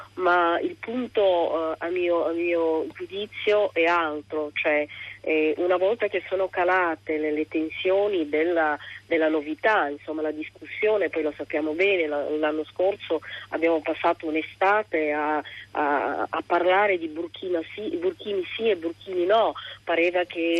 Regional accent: Somalia; now in Milan, Italy; nel mio paese utilizzo un copricapo che si chiama shash, che è un copricapo bellissimo, coloratissimo, eh, tipicamente somalo

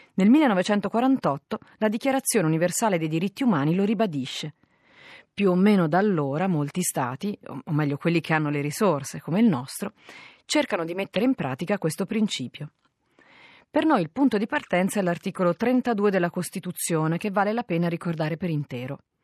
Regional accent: Italy; noi italiani

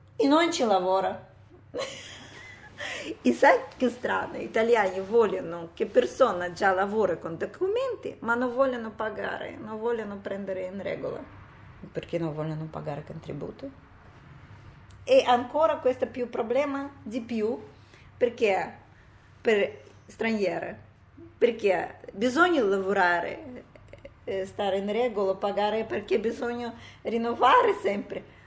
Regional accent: Uzbekistan; Italian is a second language; moved away as an adult; also born or lived in United States; now in Italy; sono da Uzbekistan

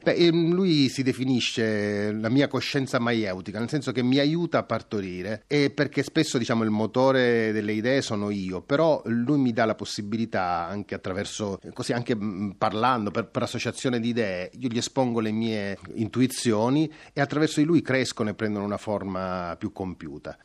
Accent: Sicily, Italy; geneticamente da siciliano anche questo tipo di attitudine

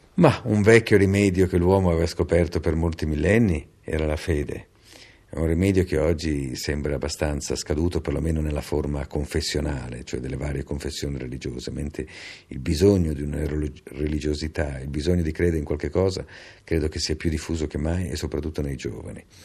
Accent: Milan, Lombardy, Italy; Io sono nato a Milano

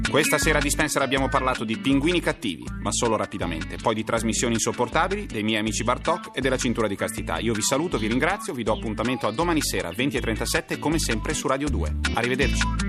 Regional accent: Varese, Lombardy, Italy; io sono di Varese, operosa cittadina delle prealpi lombarde

